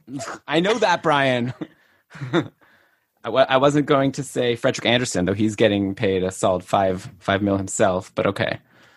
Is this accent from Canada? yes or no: yes; Toronto, Ontario, Canada; also born or lived in Ottawa; Toronto's my hometown.